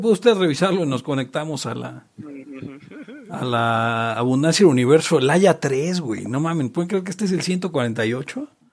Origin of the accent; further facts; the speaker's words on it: Mexico City, Mexico; yo soy de Jardín Malbuena